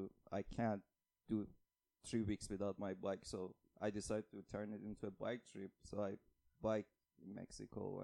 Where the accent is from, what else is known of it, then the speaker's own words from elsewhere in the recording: Tehran, Tehran Province, Iran; moved away as an adult; now in Vancouver, Canada; I'm from Iran, Tehran